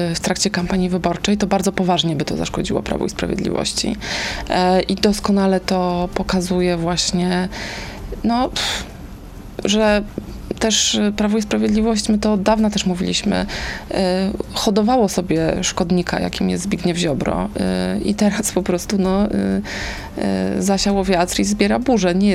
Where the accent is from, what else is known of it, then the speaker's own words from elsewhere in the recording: Warsaw, Masovian Voivodeship, Poland; to właśnie Anka Górska z Kaszub i ja z Warszawy.